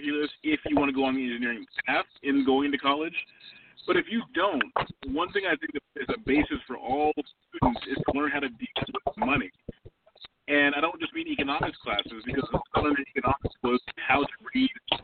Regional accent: California, United States; growing up in California

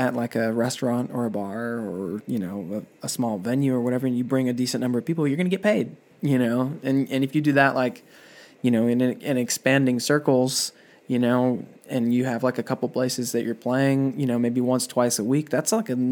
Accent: West Coast, United States; moved away; I'm from the West Coast

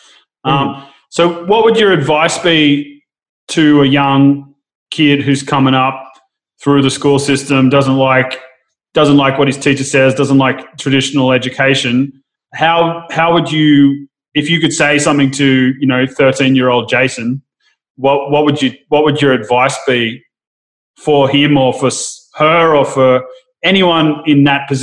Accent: Sydney, New South Wales, Australia; I grew up more in the kind of, I'm from Narrabeen in Sydney

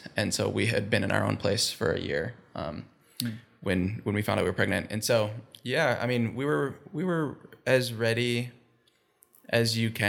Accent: Minnesota, United States; born there; also born or lived in India; I was almost born in India. I was born here in Minnesota, and then I think I was like 3 months old when we moved to India for the first time. And so my first year and a half of my life was in India.

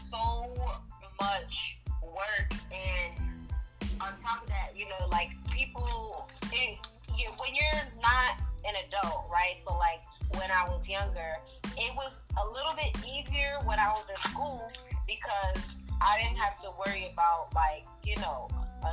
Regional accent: Rhode Island, United States; I'm from Rhode Island

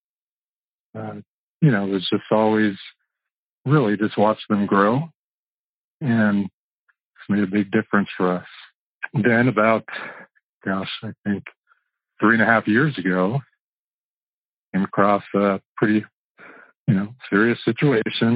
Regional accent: Buena Park, California, United States; I grew up in Buena Park.

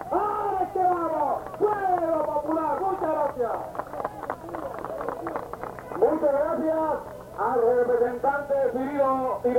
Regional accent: Puerto Rico; mi pueblo de Matilla

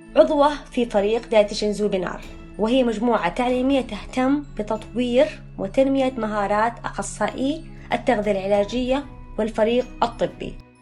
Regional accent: Jeddah, Makkah Province, Saudi Arabia; also born or lived in Mecca; رجعت لمسقط رأسي جدة

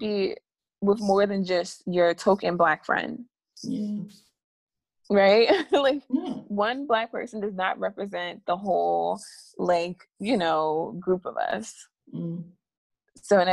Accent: United States

